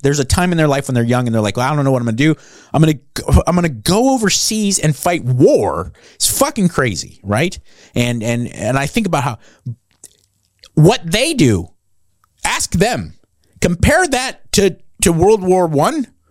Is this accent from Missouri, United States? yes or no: no; Los Angeles County, Southern California, United States; born or raised there; moved away as an adult; also born or lived in New Jersey